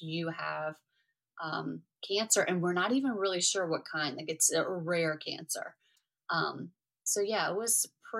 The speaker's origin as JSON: {"language": "English", "town": "New Orleans", "region": "Louisiana", "country": "United States", "also_born_or_lived": "Houston, Texas", "said": "we're from New Orleans"}